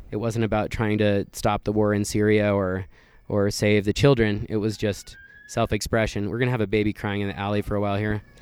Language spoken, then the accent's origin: English; Wyoming, United States; I grew up in Wyoming, very close to the Black Hills